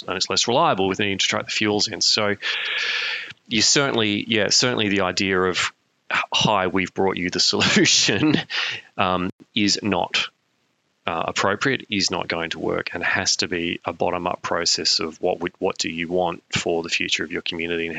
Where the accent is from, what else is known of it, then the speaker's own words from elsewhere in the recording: South Australia, Australia; in the outback of South Australia, my home state.